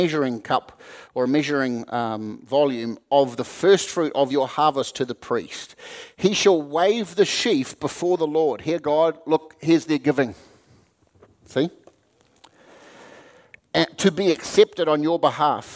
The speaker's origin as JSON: {"language": "English", "country": "New Zealand", "moved": "as an adult", "lives_now": "United States", "said": "I'm a Kiwi"}